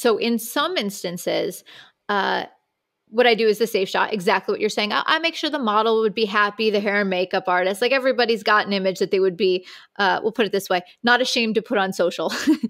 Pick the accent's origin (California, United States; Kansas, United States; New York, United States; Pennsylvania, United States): New York, United States; Owego; So I am from a small town in upstate New York called Owego, New York. It's kind of near Binghamton.